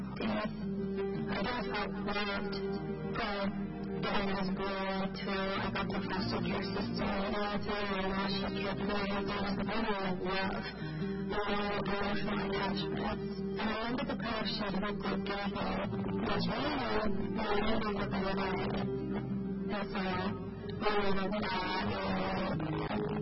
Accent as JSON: {"language": "English", "country": "Latvia", "said": "I'm from Latvia."}